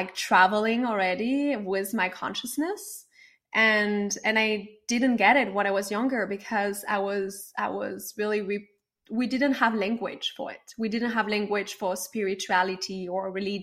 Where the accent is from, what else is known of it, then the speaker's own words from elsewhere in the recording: France; moved away as an adult; now in Los Angeles, United States; I grew up in France